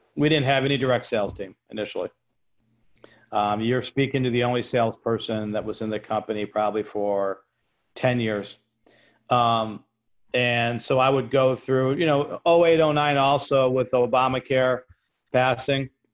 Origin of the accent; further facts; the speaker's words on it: New York, United States; I'm a New Yorker